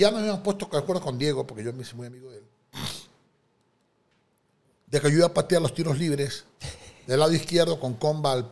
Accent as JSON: {"language": "Spanish", "town": "Daule", "region": "Guayas", "country": "Ecuador", "tie": "born there", "said": "Mi madre es una mujer de sexto grado de primaria, Nací en Daule. Mi padre era un contador federado, descendiente libanés, nació en Ambato."}